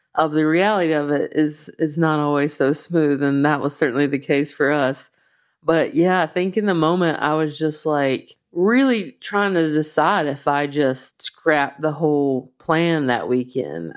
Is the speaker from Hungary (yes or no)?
no; the South, United States; accent: slow Southern; my slow Southern accent